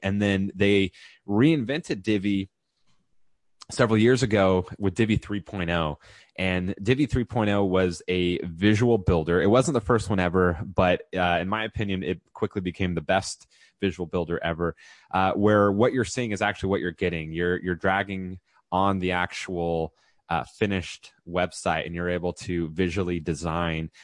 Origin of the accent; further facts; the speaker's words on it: California, United States; moved away as an adult; also born or lived in Texas; I was previously in Texas and just made it back to California where I'm from